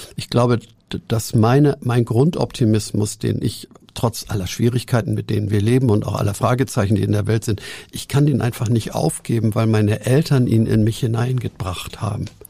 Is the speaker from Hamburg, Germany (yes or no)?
yes; Hamburg, Germany; ich bin in Hamburg aufgewachsen, im zerstörten Winterhude